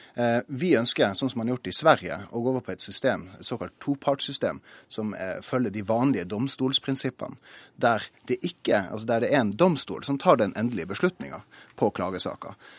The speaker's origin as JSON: {"language": "Norwegian", "town": "Tromsø", "region": "Troms", "country": "Norway", "said": "Jeg kommer jo fra Tromsø"}